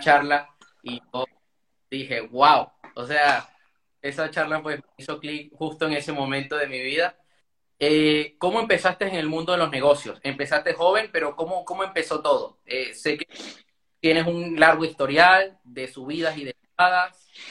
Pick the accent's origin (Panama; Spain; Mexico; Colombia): Panama; also born or lived in Venezuela; yo nací en Venezuela, pero viví en Panamá